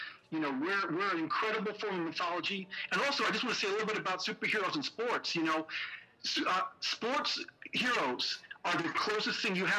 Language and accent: English; San Francisco, California, United States; now in New York, United States; I'm born and bred in San Francisco, go Giants. I've lived in New York for 20 years, but I'm still a Giants fan.